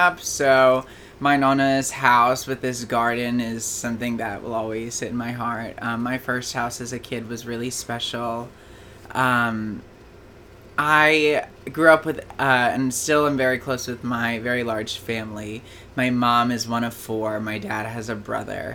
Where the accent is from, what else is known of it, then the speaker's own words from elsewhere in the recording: Hillsborough, New Jersey, United States; I am from Hillsborough, New Jersey